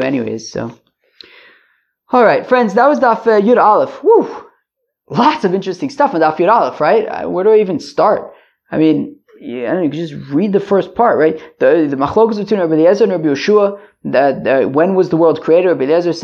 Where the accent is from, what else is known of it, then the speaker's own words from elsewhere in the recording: United States; I grew up in America